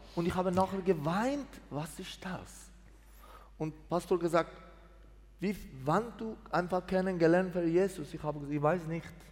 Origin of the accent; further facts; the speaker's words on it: Mazandaran, Iran; German is a second language; moved away as an adult; also born or lived in Greece; now in Switzerland; 1972 in Iran geboren, eine, eine Dorf in Mazandaran.